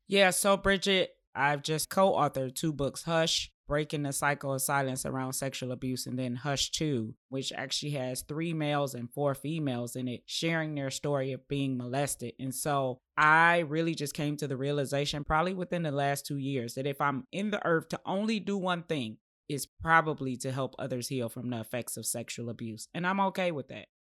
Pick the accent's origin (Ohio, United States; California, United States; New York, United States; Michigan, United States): Michigan, United States; Detroit; also born or lived in Chicago; my grandmother raised me up till about the age of nine, and then we relocated from Chicago to Detroit